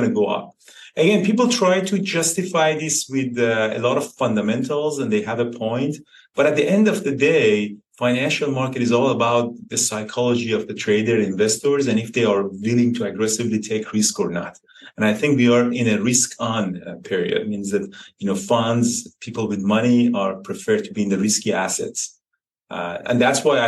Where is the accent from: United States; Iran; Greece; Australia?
Iran; now in Canada; I grew up in Iran next to the mountains.